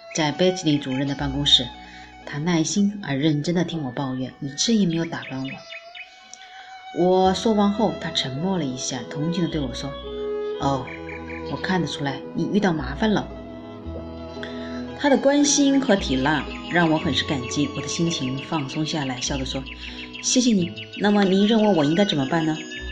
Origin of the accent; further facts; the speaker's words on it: China; 作为中国人